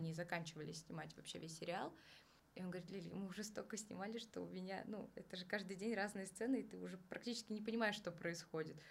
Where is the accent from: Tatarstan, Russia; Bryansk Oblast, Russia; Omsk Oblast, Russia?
Tatarstan, Russia; Kazan; now in Moscow, Russia; я сама из Казани